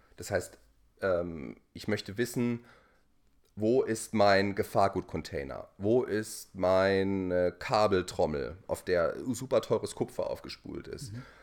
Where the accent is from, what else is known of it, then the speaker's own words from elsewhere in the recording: Heidelberg, Baden-Württemberg, Germany; accent: Kurpfälzisch; moved away as an adult; now in Hamburg, Germany; ich bin gebürtiger ähm, Heidelberger oder Lohmener. Ja. Also wo ich herkomme, da schwätze ich mir so. Ja. ja. Und also so ein bisschen kurpfälzisch